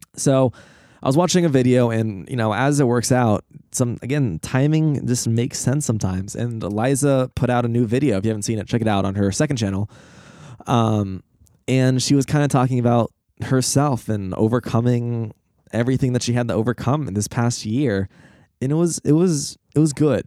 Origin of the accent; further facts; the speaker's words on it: United States; as an American